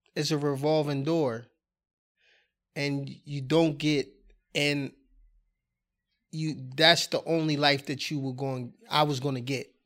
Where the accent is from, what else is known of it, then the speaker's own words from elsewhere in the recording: Wilmington, Delaware, United States; I'm born and raised in Wilmington, Delaware